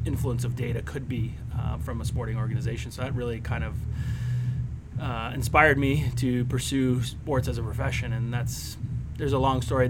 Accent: outside of Oakland, California, United States; I was born and raised outside of Oakland, California.

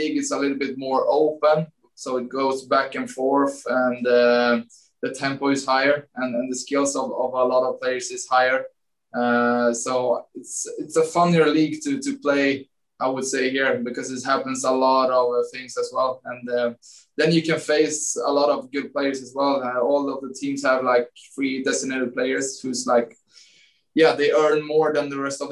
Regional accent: Sweden; English is a second language; moved away as an adult; also born or lived in Åtvidaberg, Sweden / Malmö, Sweden; now in New York, United States; I grew up in Groshin

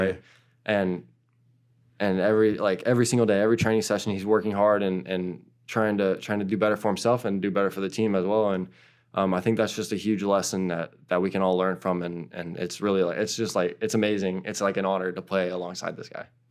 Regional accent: United States; also born or lived in Portugal; now in New York, United States; my home country

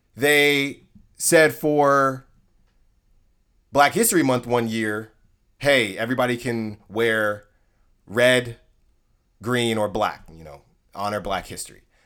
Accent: Concord, California, United States; I'm from Concord, California, a nice city, suburb in the Bay Area, in the East Bay

